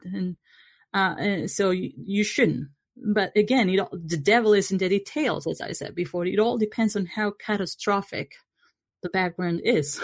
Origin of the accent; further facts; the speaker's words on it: Argentina; moved away; I come from Argentina, voting is compulsory there